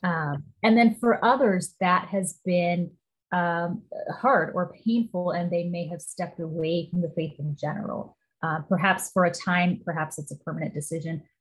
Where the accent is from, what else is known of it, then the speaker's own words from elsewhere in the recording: Midwest, United States; now in Pacific Northwest, United States; I grew up in the Midwest